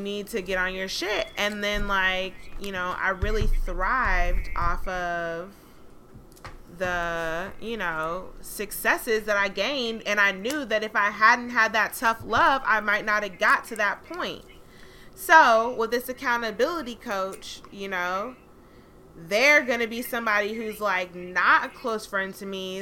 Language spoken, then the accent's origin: English; Atlanta, Georgia, United States; now in Los Angeles, United States; I'm from Atlanta